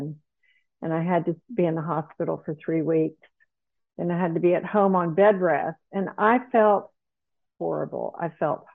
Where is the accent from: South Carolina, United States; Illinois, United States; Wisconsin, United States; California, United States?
South Carolina, United States; moved away as an adult; also born or lived in Dallas, Texas; I grew up in South Carolina, a very provincial place to live and grow up.